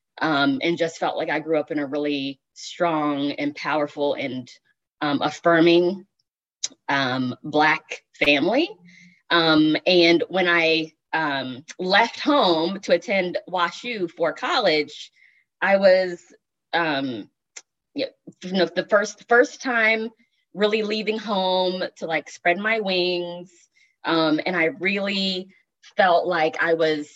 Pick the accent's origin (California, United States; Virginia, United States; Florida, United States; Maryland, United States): Virginia, United States; Richmond; now in St. Louis, United States; I am originally from the Richmond area